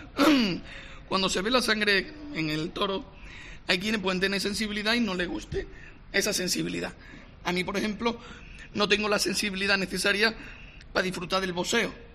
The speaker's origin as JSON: {"language": "Spanish", "area": "Huelva", "region": "Andalusia", "country": "Spain", "said": "como nubense"}